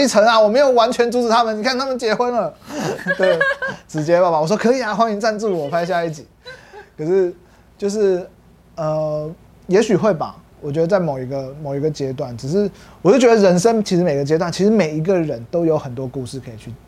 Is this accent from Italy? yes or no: no; Hsinchu, Taiwan; moved away as an adult; also born or lived in Kaohsiung / Taoyuan; now in Taipei, Taiwan; 我算是高雄人，然后再新竹长大，然后再台北读研究所跟工作